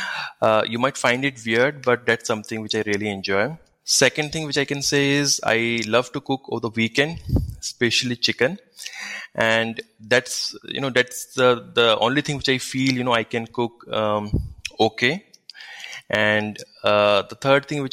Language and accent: English; Nainital, Uttarakhand, India; now in Bangalore, India; I'm basically from Nainital, which is a famous hill station in North India.